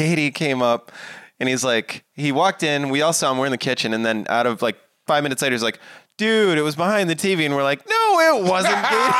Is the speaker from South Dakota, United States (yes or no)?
yes; South Dakota, United States; now in Glendale, United States; I'm from South Dakota.